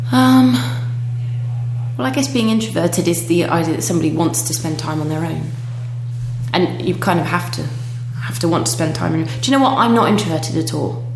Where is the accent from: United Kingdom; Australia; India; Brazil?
United Kingdom; now in Denmark